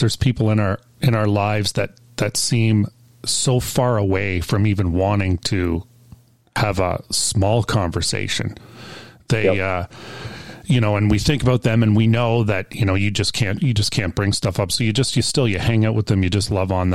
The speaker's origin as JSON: {"language": "English", "country": "Canada", "said": "I'm Canadian"}